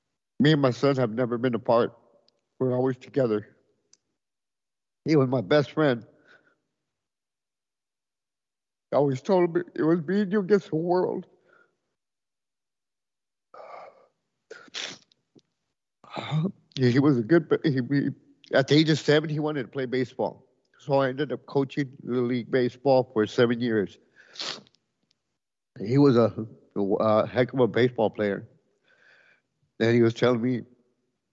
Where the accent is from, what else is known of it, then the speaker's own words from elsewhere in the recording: Edinburg, Texas, United States; I'm from Edinburgh, Texas